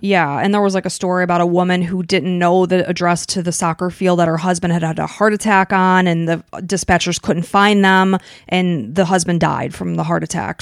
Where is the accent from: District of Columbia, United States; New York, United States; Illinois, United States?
Illinois, United States; we grew up in Illinois, and I went, we both went to Northern Illinois University.